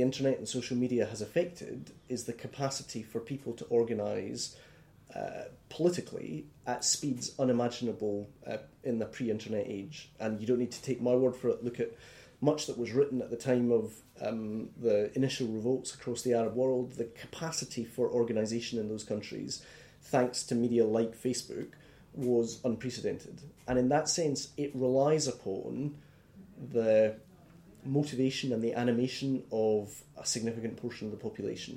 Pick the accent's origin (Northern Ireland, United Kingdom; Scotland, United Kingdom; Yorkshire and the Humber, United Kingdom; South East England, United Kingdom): Scotland, United Kingdom; I feel comfortable being Scottish, British and European.